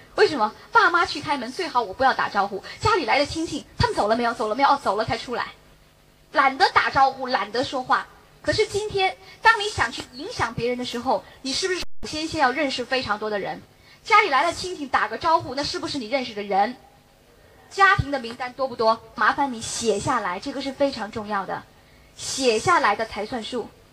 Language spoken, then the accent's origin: Chinese; Beijing, China; 我也是北京人